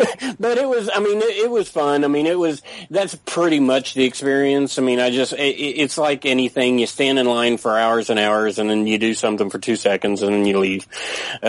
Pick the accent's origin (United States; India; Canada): United States; Tampa, Florida; I was raised in Tampa, Florida